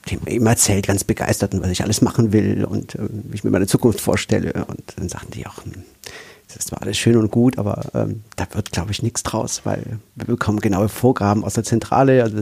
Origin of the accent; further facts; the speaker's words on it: Aachen, North Rhine-Westphalia, Germany; Also ich, da kann ich einfügen, dass ich eigentlich aus Nordrhein-Westfalen komme. Also ich bin in Aachen